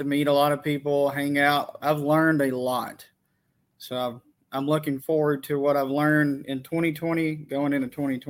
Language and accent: English; Lewisburg, Tennessee, United States; I'm 24. I'm from Lewisburg, Tennessee, which is southern middle Tennessee.